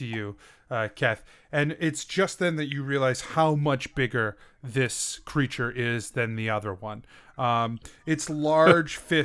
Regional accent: Maine, United States; I'm from Maine

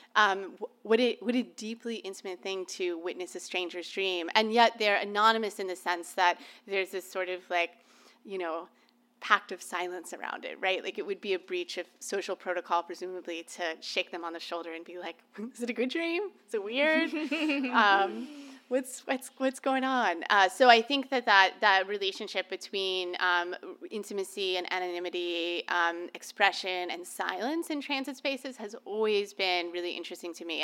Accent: Orlando, Florida, United States; now in Cambridge, United States; I was born and raised in Orlando, Florida

